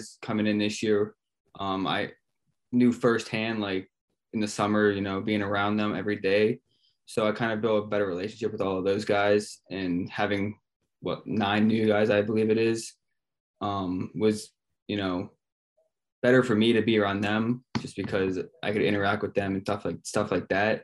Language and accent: English; Pittsburgh, Pennsylvania, United States; moved away as an adult; now in New York City, United States; I'm from Pittsburgh